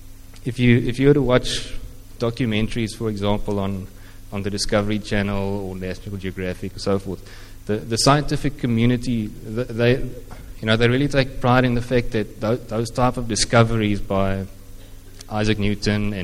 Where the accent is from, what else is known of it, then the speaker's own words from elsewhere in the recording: Eastern Cape, South Africa; first language Afrikaans; English is a second language; moved away as an adult; also born or lived in Stellenbosch; growing up in the Eastern Cape